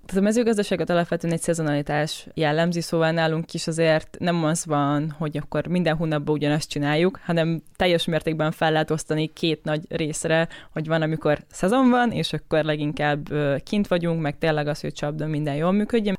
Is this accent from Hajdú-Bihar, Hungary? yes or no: yes; Debrecen, Hajdú-Bihar, Hungary; alapvetően Debrecenből származom, és a családom ott foglalkozik mezőgazdasággal